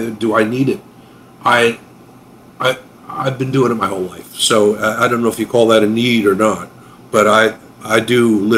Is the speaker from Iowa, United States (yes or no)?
no; Pennsylvania, United States; And I grew up in Chester County, which is uh, you know in the midst of the 18th century, basically.